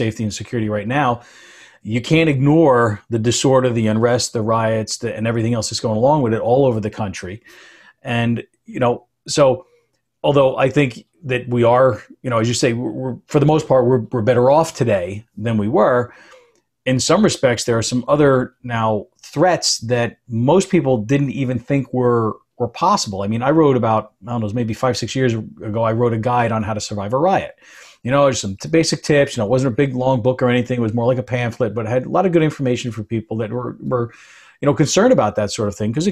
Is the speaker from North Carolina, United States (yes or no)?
no; Edgewater, New Jersey, United States; also born or lived in East Rutherford, New Jersey; I grew up in Edgewater and East Rutherford